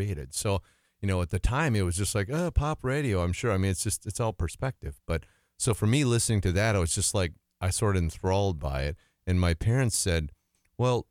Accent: Alma, Wisconsin, United States; I grew up in a small town on the Mississippi River called Elma, Wisconsin

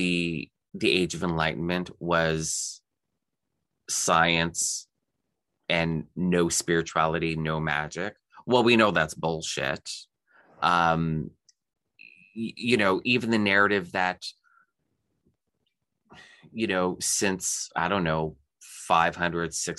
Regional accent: Canada; as a Canadian

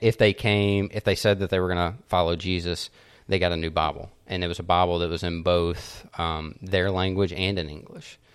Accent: United States; I'm American

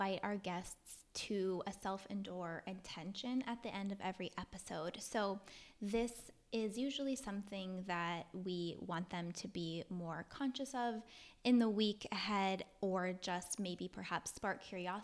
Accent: East Coast, United States; now in Los Angeles, United States; I grew up on the East Coast, like totally out of a big city as well

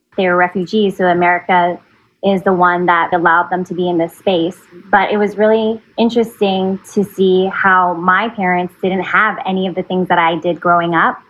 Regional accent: Fremont, California, United States; also born or lived in San Francisco, California; I'm from Fremont, California. I was born in San Francisco and I'm a Bay Area gal. I've been living in the Bay Area all my life

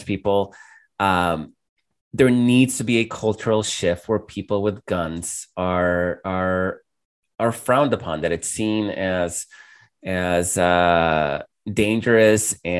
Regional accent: El Salvador; moved away; I grew up in El Salvador

